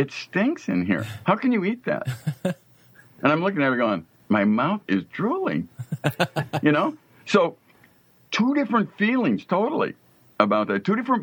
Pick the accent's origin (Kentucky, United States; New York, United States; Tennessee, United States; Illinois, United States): Illinois, United States; Chicago; both Jason and I grew up in Chicago